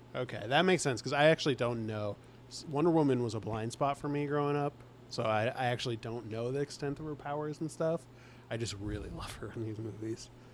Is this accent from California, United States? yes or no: yes; Bay Area, California, United States; I'm from the Bay Area